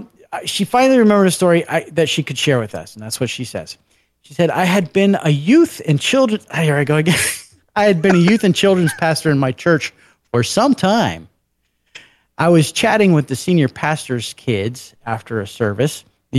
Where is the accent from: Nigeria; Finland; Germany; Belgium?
Finland; English is a second language; from Finland, and I finally remembered a story.